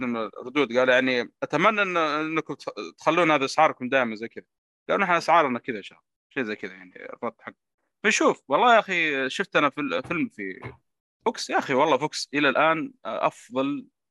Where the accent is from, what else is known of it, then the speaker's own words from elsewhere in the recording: Saudi Arabia; عندنا في السينمات عندنا في السعوديه